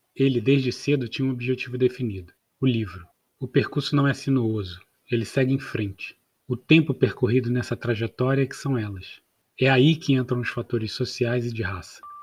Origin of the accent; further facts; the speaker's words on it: Nova Iguaçu, Rio de Janeiro, Brazil; Em boa parte da minha vida, fui criado em Nova Iguaçu, na Baixada Fluminense